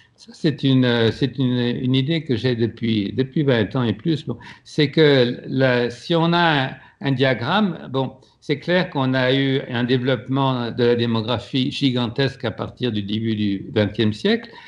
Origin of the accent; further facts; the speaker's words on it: France; moved away; also born or lived in Quebec; à, Paris, je suis un immigré, et puis au Québec, je suis un Français